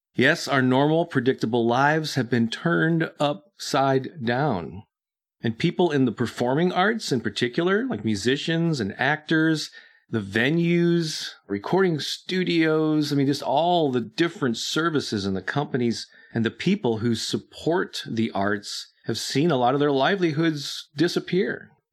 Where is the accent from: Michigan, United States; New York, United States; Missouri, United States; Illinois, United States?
Missouri, United States; St. Louis; my hometown of Saint Louis